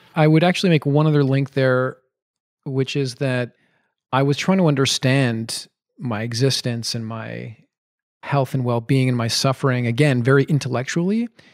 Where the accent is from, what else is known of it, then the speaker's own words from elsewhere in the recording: Montreal, Quebec, Canada; also born or lived in Madison, Wisconsin; came back to my hometown, which is Montreal